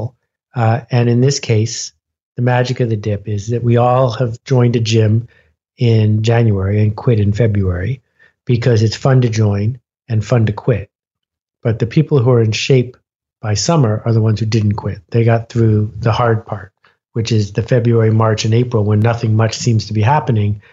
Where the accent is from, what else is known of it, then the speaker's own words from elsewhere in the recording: Buffalo, New York, United States; also born or lived in Algonquin Park, Ontario; I grew up in Buffalo, New York